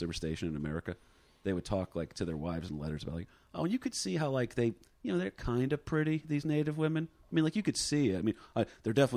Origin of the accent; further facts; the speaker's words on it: New Jersey, United States; moved away as an adult; now in Jacksonville, United States; I'm from New Jersey, but I consider Jacksonville like my home away from home.